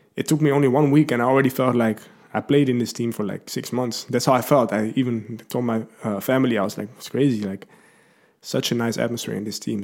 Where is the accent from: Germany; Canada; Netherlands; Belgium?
Netherlands; Lelystad, Flevoland; I'm from Holland. I've been born there uh, in Lelystad. I don't think anybody knows that. Uh, that's that's quite a new city in Holland. Um, I've lived there all my life